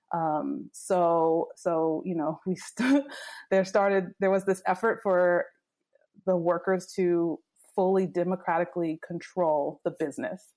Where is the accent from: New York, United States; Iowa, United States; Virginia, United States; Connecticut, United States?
Virginia, United States; moved away as an adult; also born or lived in Washington, D.C.; I grew up in Virginia, a small town in Virginia